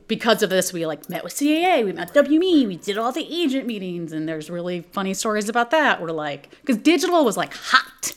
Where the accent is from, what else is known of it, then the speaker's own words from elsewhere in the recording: Texas, United States; moved away as an adult; also born or lived in Montreal, Canada / New York, United States; I'm from Texas.